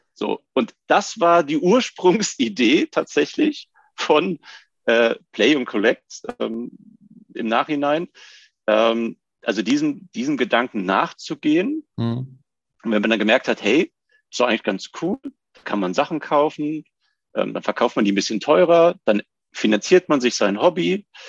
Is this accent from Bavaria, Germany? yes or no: no; Rüsselsheim, Hesse, Germany; also born or lived in Bischofsheim; ursprünglich komme ich aus dem schönen Bischem, wie man sagt, aus Bischofsheim bei Rüsselsheim. Ähm, und aufgewachsen bin ich in Rüsselsheim